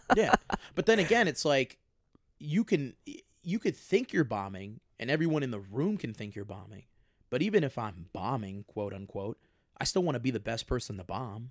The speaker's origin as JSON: {"language": "English", "town": "Chicago", "region": "Illinois", "country": "United States", "said": "I'm from Chicago"}